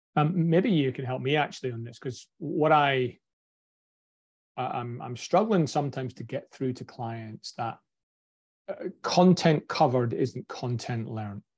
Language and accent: English; Scotland, United Kingdom; accent: broad Scottish; my broad Scottish accent